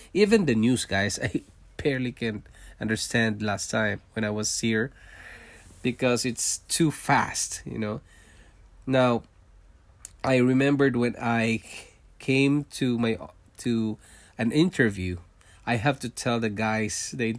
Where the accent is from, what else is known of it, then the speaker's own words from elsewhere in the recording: Singapore; accent: Singlish; English is a second language; now in Canada; and we arrived in Canada and, you know, I can speak English, but it's not a straight English. And my accent is from Singapore, okay? And I get used to listening to the English in Singapore. It's Singlish.